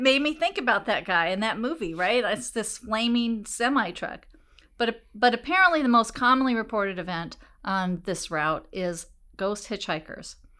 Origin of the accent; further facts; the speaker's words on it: Des Moines, Iowa, United States; when I was a kid and I was growing up in Des Moines